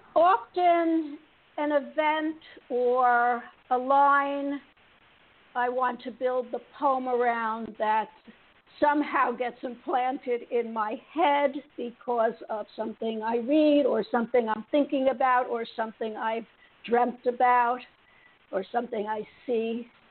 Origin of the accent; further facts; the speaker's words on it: New York City, New York, United States; I grew up in Queens, in New York City